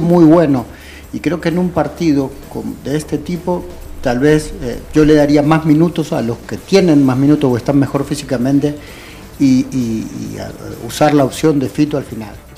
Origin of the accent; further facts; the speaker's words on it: Argentina; now in El Salvador; yo toda mi infancia en Argentina